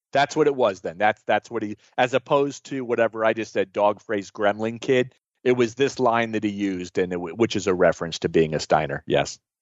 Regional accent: Florida, United States; growing up in Florida, in the territories in the South

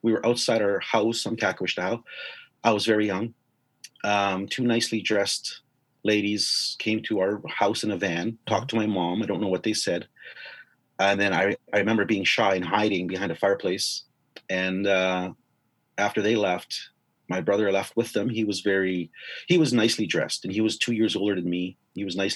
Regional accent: White Bear First Nation, Saskatchewan, Canada; moved away as an adult; also born or lived in Indian Head, Saskatchewan; I grew up in White Bear, most of my life after that.

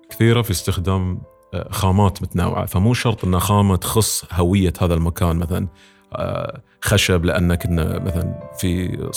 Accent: Muharraq, Muharraq Governorate, Bahrain; آه بيت اجداد بيوت اجدادي في المحرق

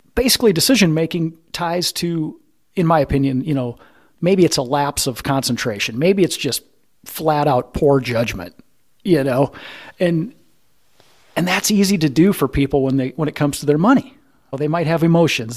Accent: Midwest, United States; I'm from the Midwest

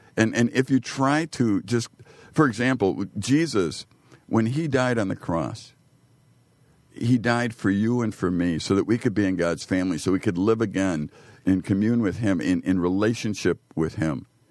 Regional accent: Chicago, Illinois, United States; I grew up poor in Chicago

